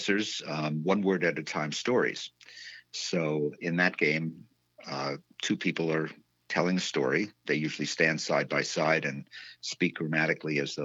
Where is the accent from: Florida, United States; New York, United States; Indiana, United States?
New York, United States; New York City; moved away as an adult; also born or lived in Midwest / Prince Edward Island, Canada; now in Northampton, United States; I was a New Yorker. I grew up in New York